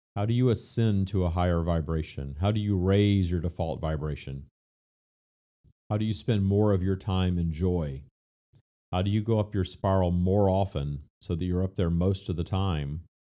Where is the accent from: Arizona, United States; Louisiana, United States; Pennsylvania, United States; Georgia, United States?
Louisiana, United States; my home state of Louisiana